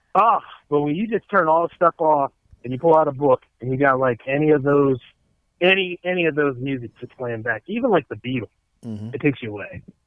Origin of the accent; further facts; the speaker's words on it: Delaware, United States; It's my hometown